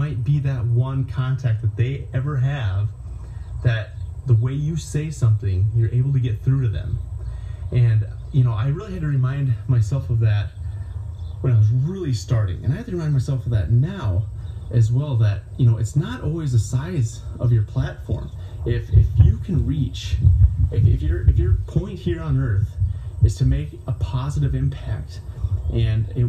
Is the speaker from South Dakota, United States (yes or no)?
yes; Myrtle, South Dakota, United States; I am back in my hometown of Myrtle, South Dakota tonight